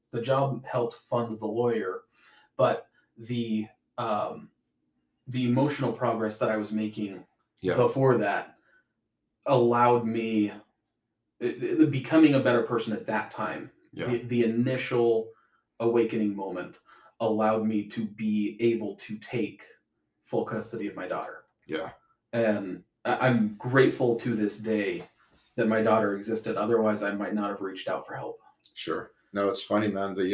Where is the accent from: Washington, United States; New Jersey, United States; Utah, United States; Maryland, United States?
Washington, United States; Spokane; Spokane, Washington.